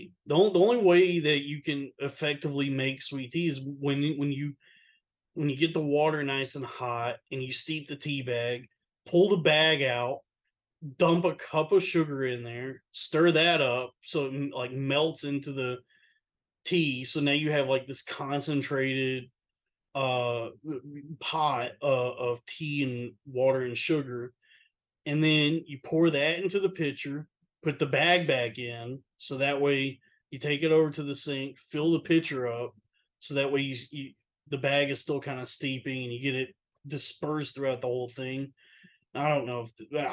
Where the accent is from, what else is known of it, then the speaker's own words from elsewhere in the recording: Texas, United States; where I'm from, like where I grew up in Texas